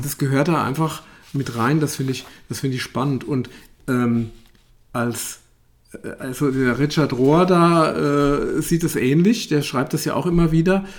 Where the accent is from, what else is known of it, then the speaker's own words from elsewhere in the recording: Germany; wir als, als Deutsche